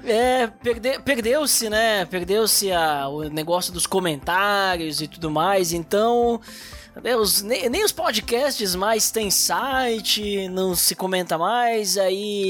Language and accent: Portuguese; Gaúcho, Rio Grande do Sul, Brazil; a gente é gaúcho